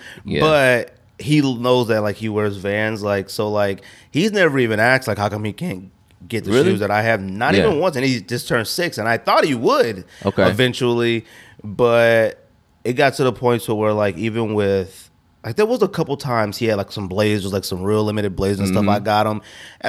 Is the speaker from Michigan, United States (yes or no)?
no; California, United States; I feel like I'm from originally from California, but if you're not rich, living in California is like, whatever.